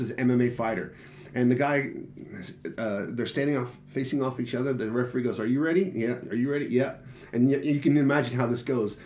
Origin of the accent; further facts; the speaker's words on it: Texas, United States; now in Japan; growing up in Texas